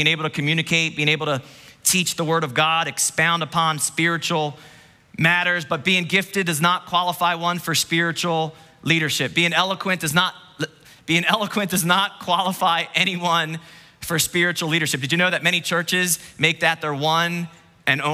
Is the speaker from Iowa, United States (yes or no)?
no; New Jersey, United States; New Jersey